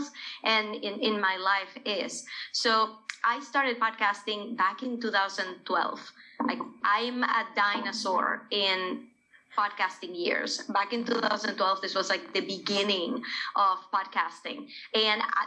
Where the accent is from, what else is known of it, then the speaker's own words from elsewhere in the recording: Venezuela; moved away; when I was growing up in Venezuela with corporate parents